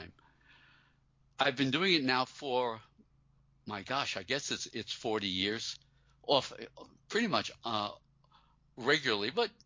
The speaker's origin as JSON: {"language": "English", "town": "New York City", "region": "New York", "country": "United States", "tie": "born or raised there", "said": "I grew up in Brooklyn, a working-class kid"}